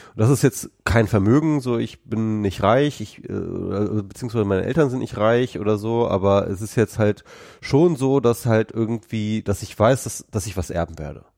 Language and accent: German; Lower Saxony, Germany; bei uns in Niedersachsen